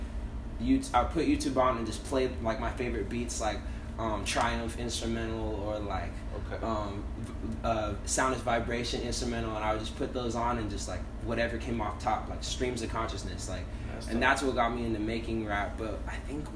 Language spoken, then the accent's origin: English; Oceanside, California, United States; also born or lived in Las Vegas, Nevada / Vista, California; when I was 5 years old, we moved over by Miracosta College in Oceanside, and then I lived there till I was 15